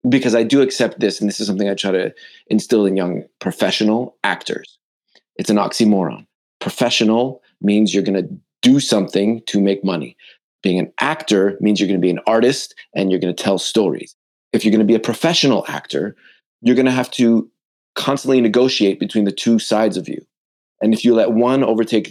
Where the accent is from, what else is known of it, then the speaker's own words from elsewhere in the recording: Montreal, Quebec, Canada; I grew up not just in Canada. I grew up in Montreal.